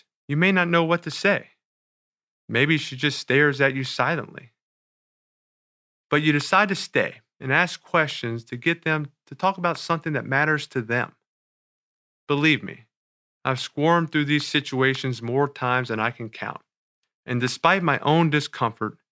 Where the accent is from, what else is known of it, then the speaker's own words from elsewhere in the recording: New Orleans, Louisiana, United States; In New Orleans, my hometown